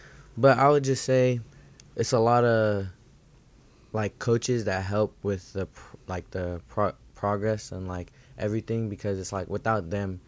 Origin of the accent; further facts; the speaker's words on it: Daly City, California, United States; I'm not from there, so I'm really from Daly City and San Francisco.